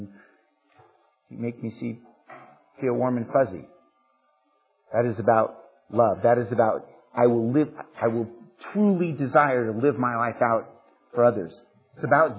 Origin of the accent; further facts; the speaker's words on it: United States; especially as Americans, but as American Christians and as churchgoers